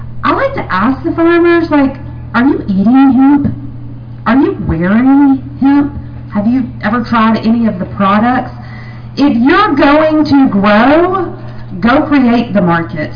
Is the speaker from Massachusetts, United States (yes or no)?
no; Tennessee, United States; now in Phoenix, United States; I'm originally from Tennessee, but now living in Phoenix, Arizona